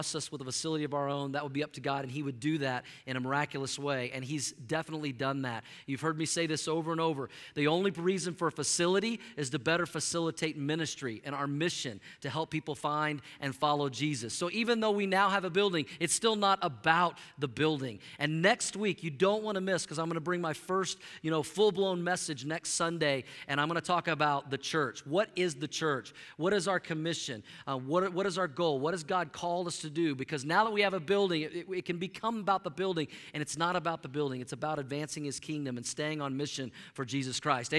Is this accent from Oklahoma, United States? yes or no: yes; Oklahoma, United States; moved away; I'm from Oklahoma